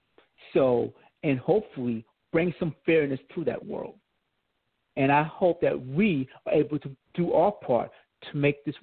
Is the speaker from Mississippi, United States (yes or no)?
no; New York, United States; also born or lived in Georgia; now in California, United States; I grew up as a New Yorker all the way through.